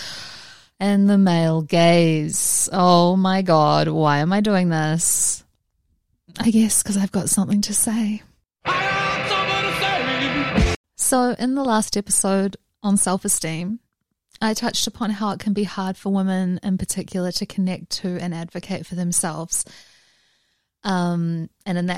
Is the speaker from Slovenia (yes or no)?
no; New Zealand; now in Los Angeles, United States; Growing up in New Zealand, I learned to drive in heavy rain